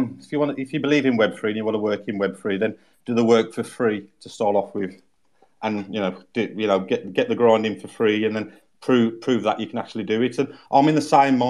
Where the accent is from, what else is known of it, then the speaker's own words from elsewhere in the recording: England, United Kingdom; accent: English; my English accent